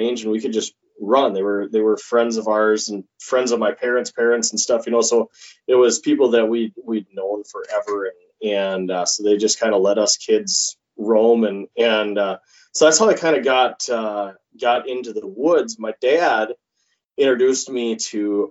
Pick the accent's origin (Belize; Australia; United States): United States; Wykoff, Minnesota; now in Detroit Lakes, United States; I grew up southeast of Rochester, a little teeny community called Wyckoff.